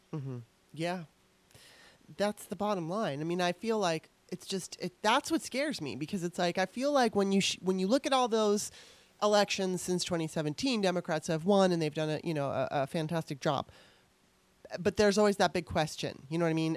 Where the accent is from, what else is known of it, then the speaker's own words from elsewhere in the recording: Torrance, California, United States; moved away as an adult; also born or lived in Los Angeles, California; now in Washington, D.C., United States; when I was growing up in Torrance, California.